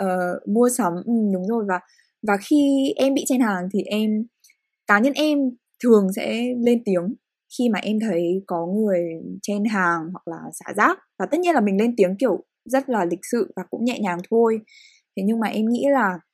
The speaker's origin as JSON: {"language": "Vietnamese", "region": "Hanoi", "country": "Vietnam", "tie": "born or raised there", "said": "những người Việt sinh ra và lớn lên ở Việt Nam hay cụ thể hơn là hai người con Hà Nội"}